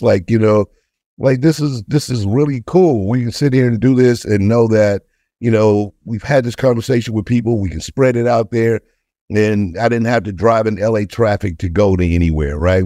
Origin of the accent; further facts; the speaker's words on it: St. Louis, Missouri, United States; I'm from Saint Louis, uh, single parent house